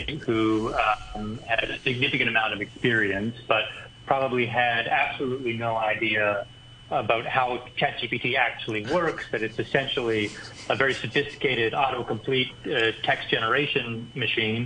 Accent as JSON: {"language": "English", "region": "Nova Scotia", "country": "Canada", "moved": "yes", "lives_now": "Hong Kong", "said": "I am from Nova Scotia."}